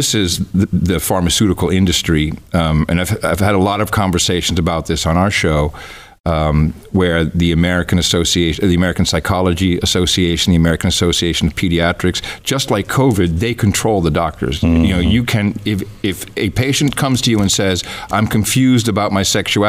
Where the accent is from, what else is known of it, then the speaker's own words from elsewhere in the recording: Netherlands; English is a second language; I grew up in the Netherlands, and I went over to play at friends' houses, and their grandmas had numbers on their arms.